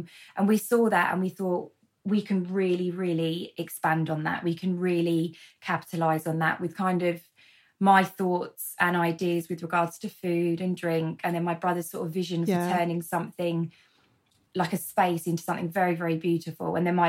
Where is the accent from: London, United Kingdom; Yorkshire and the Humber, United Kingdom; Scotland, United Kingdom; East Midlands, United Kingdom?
London, United Kingdom; So born and bred in London and then moved around a fair bit